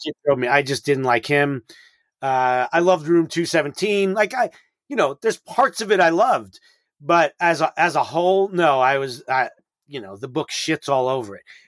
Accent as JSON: {"language": "English", "town": "New York City", "region": "New York", "country": "United States", "said": "I'm from New York City"}